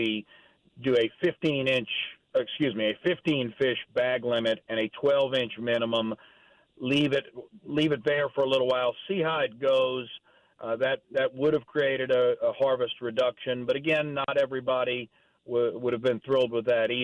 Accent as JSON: {"language": "English", "area": "Delacroix and Hopedale", "region": "Louisiana", "country": "United States", "tie": "born or raised there", "said": "I grew up fishing them in Delacroix and Hopedale"}